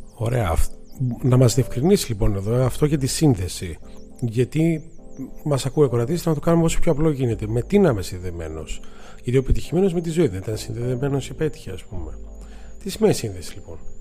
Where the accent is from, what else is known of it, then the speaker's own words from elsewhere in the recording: Greece; είμαστε Έλληνε.